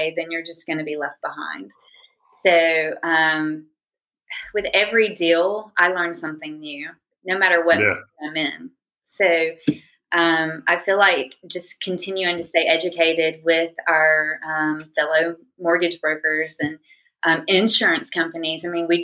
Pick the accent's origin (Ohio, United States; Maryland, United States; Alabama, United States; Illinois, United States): Alabama, United States; Huntsville; moved away as an adult; also born or lived in Pensacola area, Florida; now in Pensacola, United States; born and raised in North Alabama